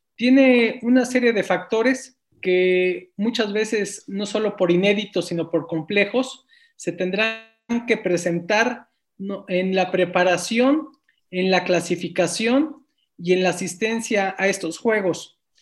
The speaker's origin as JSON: {"language": "Spanish", "region": "Mexico City", "country": "Mexico", "tie": "born or raised there", "said": "nosotros nacimos en la Colonia Guerrero"}